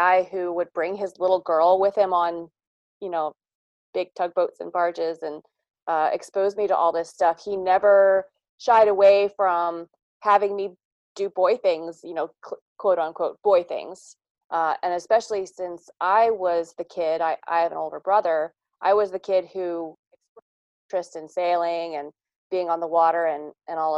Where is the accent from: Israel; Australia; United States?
United States; Kent County, Eastern Shore, Maryland; I am from Kent County, Maryland, on Maryland's Eastern Shore